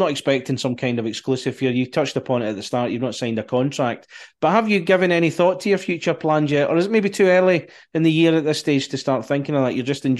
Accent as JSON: {"language": "English", "region": "Scotland", "country": "United Kingdom", "accent": "Scottish", "said": "I can go full Scottish sometimes."}